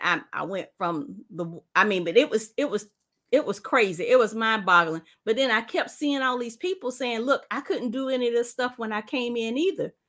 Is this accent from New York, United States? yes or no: no; South Carolina, United States; We're from South Carolina. I live in South Carolina